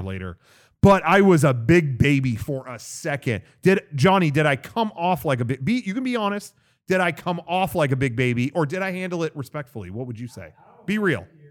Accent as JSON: {"language": "English", "region": "California", "country": "United States", "said": "being a Californian"}